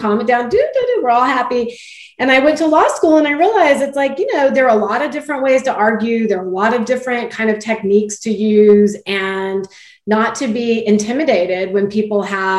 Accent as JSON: {"language": "English", "region": "Texas", "country": "United States", "said": "I'm from Texas, I'm from, you know, the Southwest, South-ish, but, you know, I grew up with manners being a big part of my upbringing"}